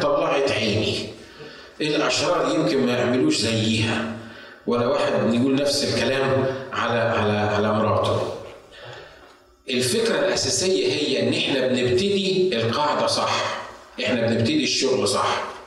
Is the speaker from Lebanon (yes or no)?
no; Egypt; now in United States; ميدان التحرير عندنا في مصر